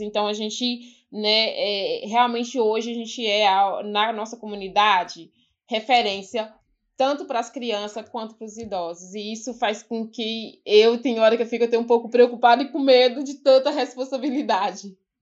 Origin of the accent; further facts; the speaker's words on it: Ouro Verde de Minas, Minas Gerais, Brazil; also born or lived in São Paulo; eu nasci e cresci aqui no Quilombo